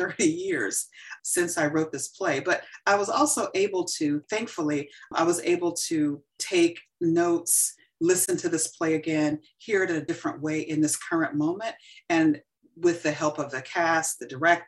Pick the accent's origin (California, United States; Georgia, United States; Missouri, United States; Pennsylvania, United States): Georgia, United States; Columbus; moved away as an adult; also born or lived in Atlanta, Georgia; Growing up in Columbus, Georgia was very different than when I came here as a student in the Atlanta University Center.